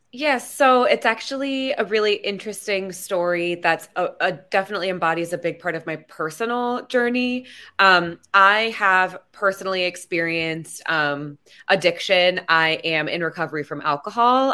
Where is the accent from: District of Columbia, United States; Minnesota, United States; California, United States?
District of Columbia, United States; Washington; it's my hometown. Um, I'm born and raised in D C.